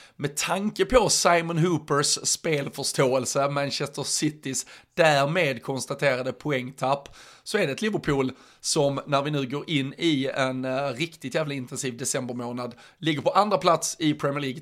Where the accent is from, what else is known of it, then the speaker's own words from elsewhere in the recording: Skåne, Sweden; som skåning